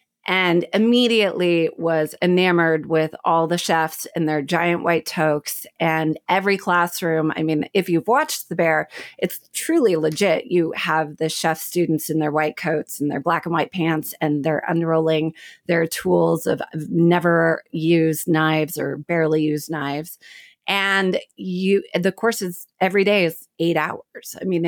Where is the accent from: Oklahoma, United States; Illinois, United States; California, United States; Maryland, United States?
Oklahoma, United States; Oklahoma City; I'm from the Midwest. And so my family kept pushing art history.